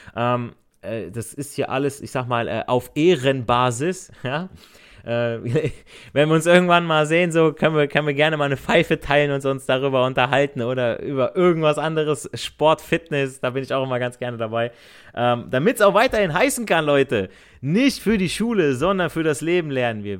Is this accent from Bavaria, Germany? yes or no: no; Hesse, Germany; accent: Hessisch; Ich rede ja auch im Akzent mit meinem Hessisch